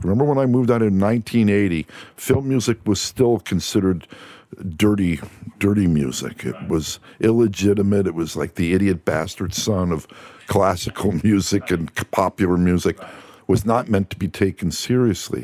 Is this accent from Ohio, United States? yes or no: no; New Jersey, United States; moved away as an adult; also born or lived in Amherst, Massachusetts; now in Los Angeles, United States; East Coast, I'm from New Jersey